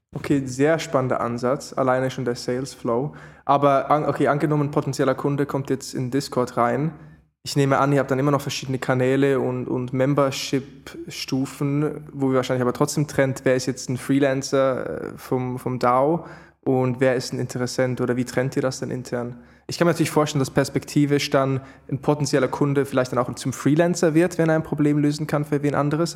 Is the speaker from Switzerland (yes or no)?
yes; Switzerland; bei mir als Schweizer